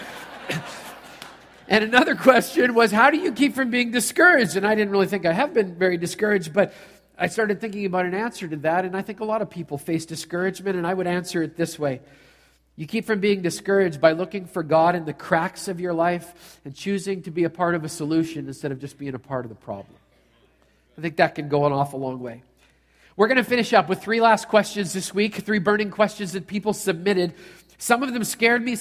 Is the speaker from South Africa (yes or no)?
no; Canada; I'm a Canadian